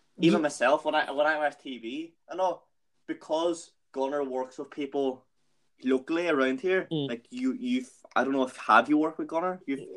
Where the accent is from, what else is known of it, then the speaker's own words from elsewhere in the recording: Strabane, Northern Ireland, United Kingdom; moved away; we're all from Strabane.